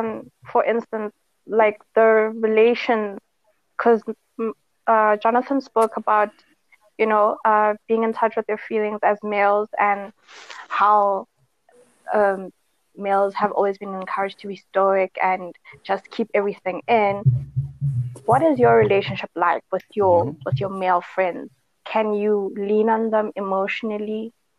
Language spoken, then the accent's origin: English; South Africa; What I know, being a South African as well, that especially a colored South African